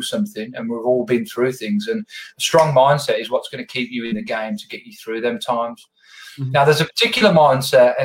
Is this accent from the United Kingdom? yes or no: yes; Birmingham, West Midlands, United Kingdom; accent: Birmingham; people wouldn't be able to understand me because of my Birmingham accent, which is quite thick.